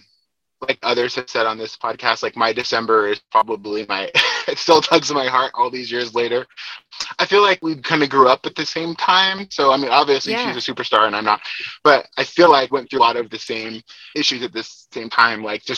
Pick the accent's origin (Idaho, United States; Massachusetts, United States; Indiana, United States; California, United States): Idaho, United States; Boise; So I am originally from Idaho, near the Boise area. And have been here most of my life